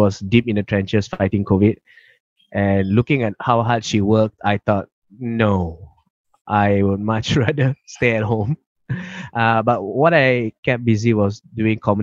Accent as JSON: {"language": "English", "country": "Malaysia", "moved": "yes", "lives_now": "Melbourne, Australia", "said": "The thing about Malaysians is we are very passionate about our Malaysian"}